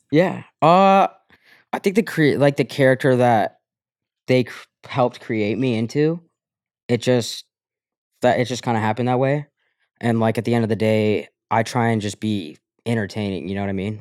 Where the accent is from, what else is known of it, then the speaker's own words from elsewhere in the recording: Colorado, United States; moved away; I grew up in Colorado.